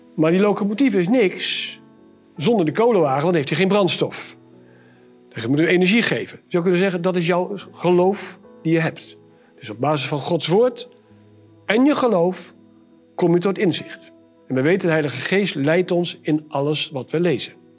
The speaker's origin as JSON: {"language": "Dutch", "town": "Arnhem", "region": "Gelderland", "country": "Netherlands", "said": "Ik kom uit Arnhem"}